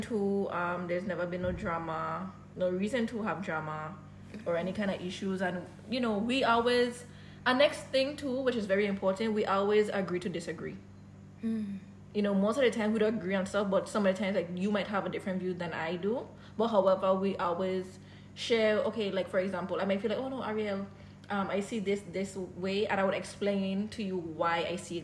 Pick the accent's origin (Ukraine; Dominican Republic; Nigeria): Dominican Republic; I was born in Dominican mm-hmm. Republic